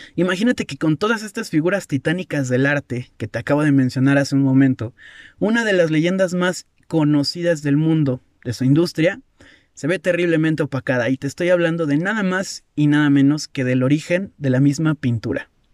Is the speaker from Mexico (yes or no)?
yes; Mexico; yo soy, yo soy mexicano